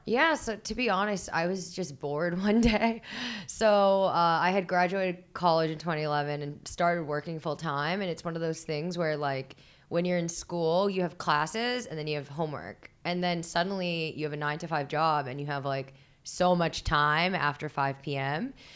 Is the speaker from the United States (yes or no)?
no; Philippines; I'm Filipino